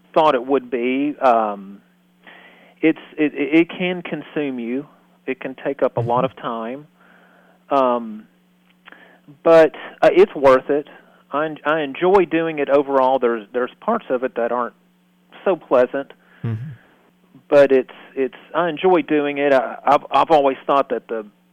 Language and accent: English; Hendersonville, Tennessee, United States; I'm from Hendersonville, born and raised in Hendersonville